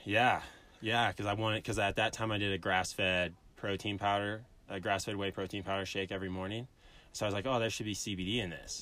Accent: Illinois, United States; moved away as an adult; also born or lived in Alabama; now in Colorado, United States; I'm from Illinois, literally middle of nowhere. Grew up on a corn farm

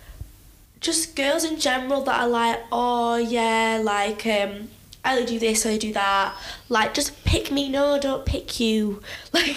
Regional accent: Huddersfield, Yorkshire and the Humber, United Kingdom; I'm from Huddersfield

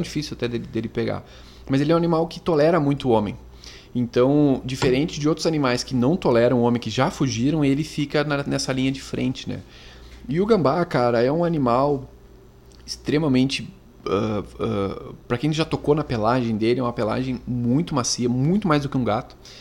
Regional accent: Montenegro, Rio Grande do Sul, Brazil; A gente é aqui de Montenegro e a gente mora

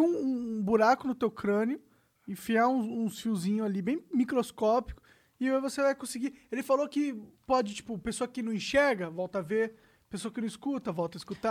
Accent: São Paulo, Brazil; born or raised there; also born or lived in Três Rios, Rio de Janeiro

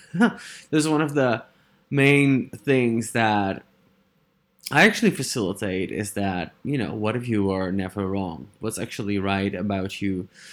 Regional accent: Netherlands; English is a second language; I am from the Netherlands

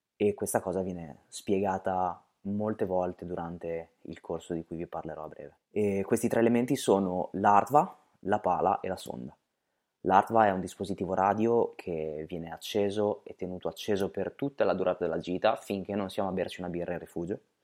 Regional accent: Bologna, Emilia-Romagna, Italy; noi siamo di Bologna, quindi proprio qui, nella nostra città

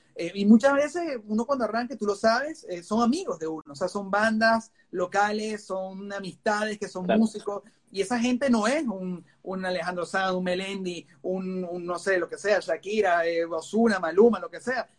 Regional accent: Venezuela; moved away as an adult; now in United States; Yo vengo de Venezuela

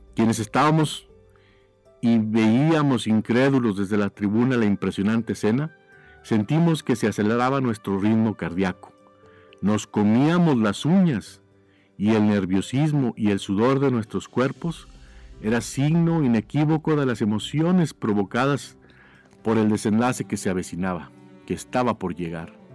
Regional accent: Durango, Mexico; moved away as an adult; now in United States; Nací en la ciudad de Durango, Durango, México, hace ya muchos, pero muchos años.

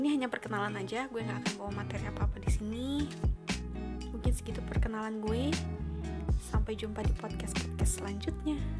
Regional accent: Bogor, West Java, Indonesia; gue orang Bogor, berasal dari Bogor, Jawa Barat, Indonesia

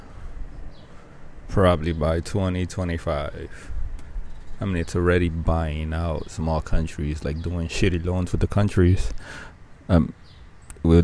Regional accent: Dominican Republic; my hometown, the Dominican Republic

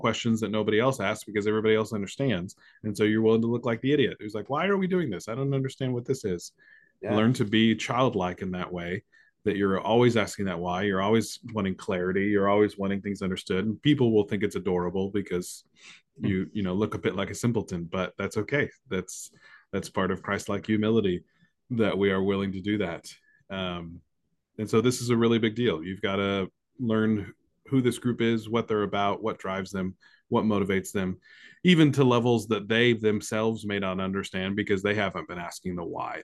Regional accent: United States; we're American

